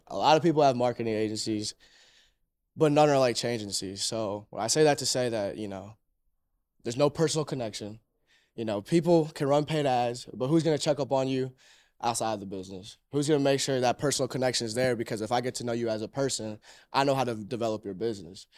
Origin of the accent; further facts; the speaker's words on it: Cleveland, Ohio, United States; born and raised in Cleveland